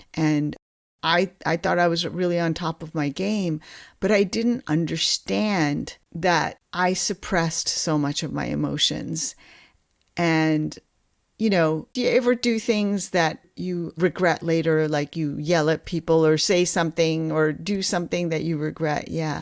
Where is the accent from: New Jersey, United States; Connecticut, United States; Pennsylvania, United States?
New Jersey, United States; moved away as an adult; also born or lived in Kolkata, India / Ithaca, New York / Stanford, California; now in Seattle, United States; I was born in Kolkata, India, and when I was eight years old, my parents immigrated to this country, and I grew up on the East Coast in New Jersey